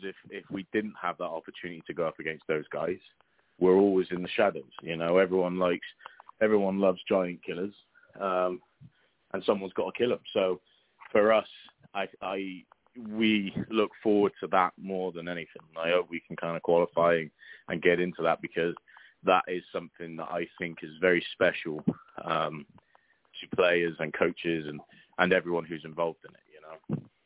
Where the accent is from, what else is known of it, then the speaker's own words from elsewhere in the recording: Bristol, South West England, United Kingdom; moved away as an adult; now in Oklahoma City, United States; I grew up uh, Bristol, so I'm Southwest England